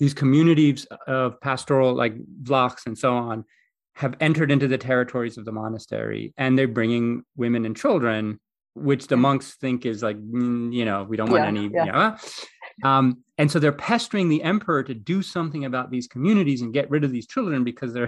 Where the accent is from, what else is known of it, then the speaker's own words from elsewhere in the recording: Greece; when I was growing up in Greece